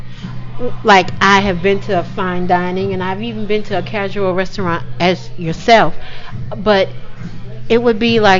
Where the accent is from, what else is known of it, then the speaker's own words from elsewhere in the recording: Boston, Massachusetts, United States; I'm from Boston